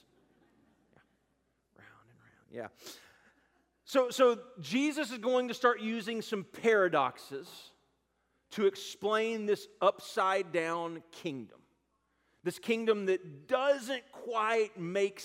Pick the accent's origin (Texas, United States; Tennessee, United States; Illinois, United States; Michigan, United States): Texas, United States; Garland; I grew up in Garland, Texas